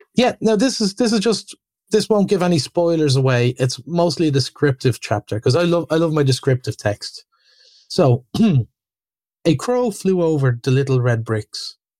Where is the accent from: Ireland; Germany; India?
Ireland